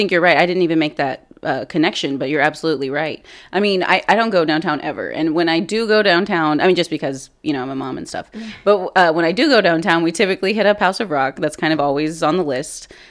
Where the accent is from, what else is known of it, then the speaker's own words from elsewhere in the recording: Corpus Christi, Texas, United States; Uh, but yeah, I mean, born and raised in Corpus, right?